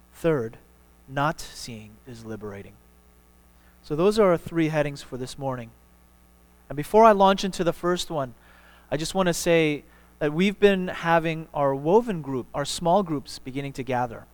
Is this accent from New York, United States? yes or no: yes; New York, United States; now in Houston, United States; my hometown in New York